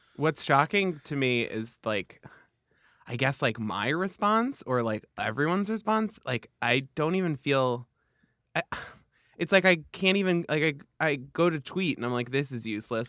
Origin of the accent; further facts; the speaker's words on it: Long Island, New York, United States; I'm from Long Island.